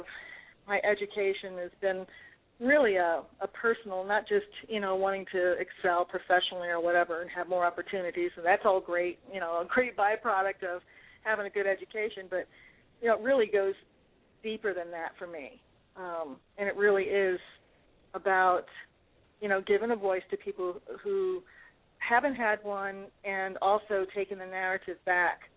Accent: New Orleans, Louisiana, United States; I grew up in New Orleans

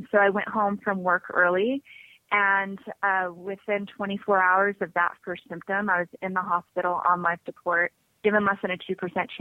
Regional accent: Las Vegas, Nevada, United States; also born or lived in Salt Lake City, Utah; I grew up in Las Vegas

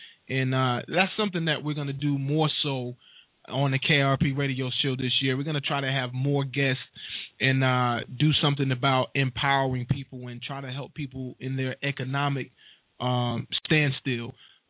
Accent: North Carolina, United States; And, you know, I'm from North Carolina.

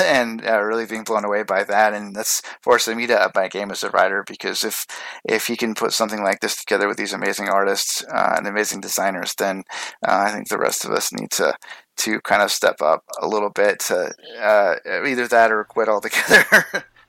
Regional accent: Portland, Oregon, United States; moved away; I grew up in Portland

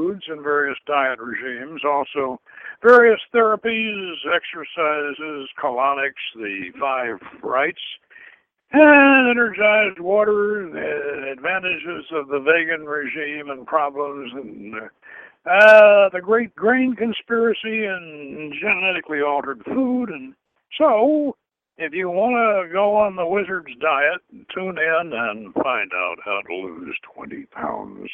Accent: St. Petersburg, Florida, United States; also born or lived in Georgia; I grew up in St. Petersburg, Florida, which was on the Gulf of Mexico

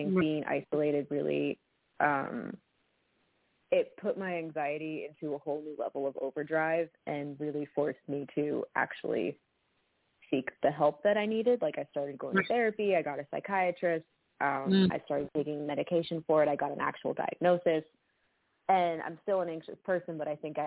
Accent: Boston, Massachusetts, United States; moved away as an adult; now in Nashville, United States; We grew up in Boston

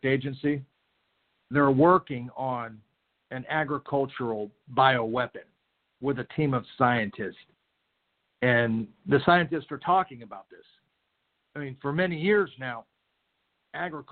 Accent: Vero Beach, Florida, United States; Vero Beach, Florida, my hometown

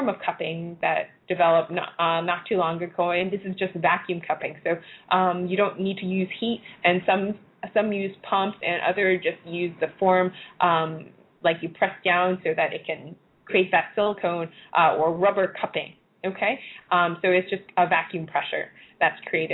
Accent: Hong Kong; moved away; when I was younger, for instance, I came from Hong Kong. I lived in Hong Kong

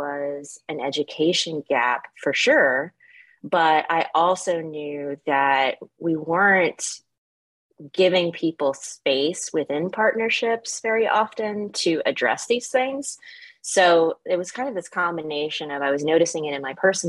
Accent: the South, United States; moved away; growing up in the South, I was smack dab in the Bible Belt

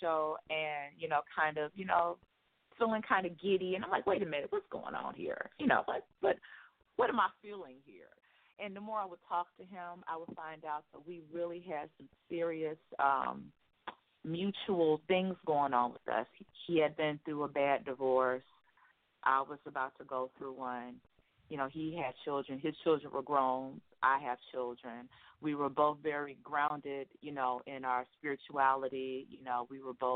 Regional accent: Chicago, Illinois, United States; I'm from Chicago, born and raised in the Chi

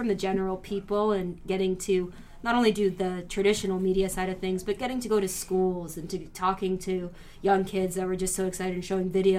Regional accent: United States; also born or lived in Paraguay; growing up in the United States

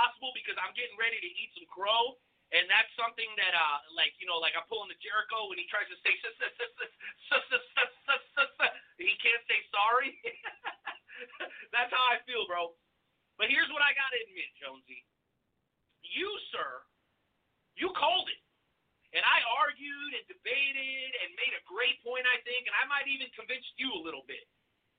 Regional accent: Mexico; moved away; my home country, the beautiful country of Mexico.

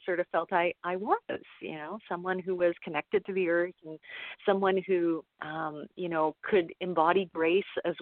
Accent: Toronto, Ontario, Canada; accent: Canadian; I'm Canadian, as I'm sure my accent will show off fairly soon. I grew up in Toronto

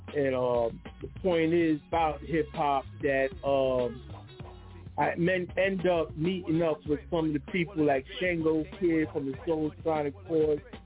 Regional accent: New York City, New York, United States; I was born and raised in the Bronx in the 19, 1967

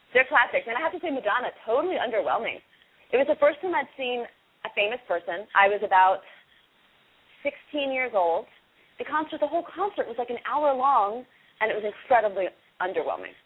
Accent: Washington, District of Columbia, United States; I grew up in Washington D.C. in the nine in the 80s

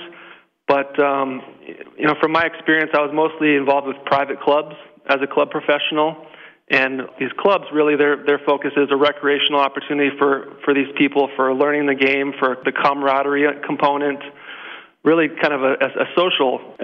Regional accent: California, United States; also born or lived in Hawaii; now in Minnesota, United States; I grew up playing in California

